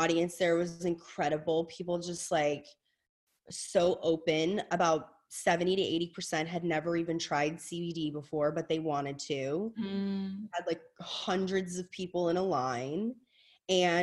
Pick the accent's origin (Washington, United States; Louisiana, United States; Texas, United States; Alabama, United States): Louisiana, United States; I'm from Louisiana. My mother's Southern.